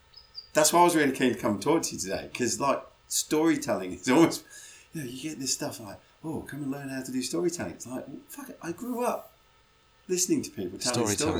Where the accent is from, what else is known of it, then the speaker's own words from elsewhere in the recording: England, United Kingdom; I grew up in England